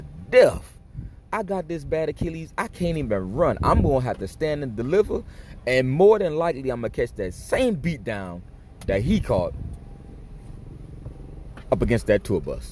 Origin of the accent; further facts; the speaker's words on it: Miami, Florida, United States; also born or lived in New York; I'm from Miami, and the only time I've been away from Miami is when I was stationed in New York. I've always lived in Florida